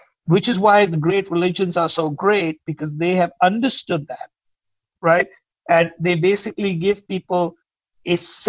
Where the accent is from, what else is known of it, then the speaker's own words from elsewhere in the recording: India; moved away; because I came from India, and I was, as you know, immigrants are forever looking at things from an outside perspective.